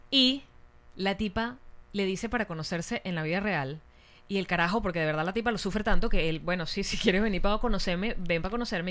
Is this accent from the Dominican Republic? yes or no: no; Venezuela; como venezolanos